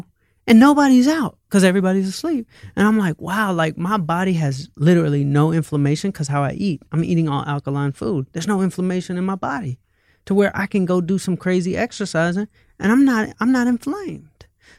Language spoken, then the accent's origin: English; the South, United States; And I'm from hip hop. I'm from the South.